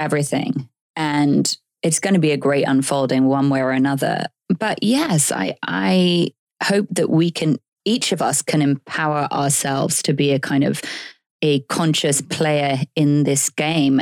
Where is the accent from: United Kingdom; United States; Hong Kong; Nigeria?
United Kingdom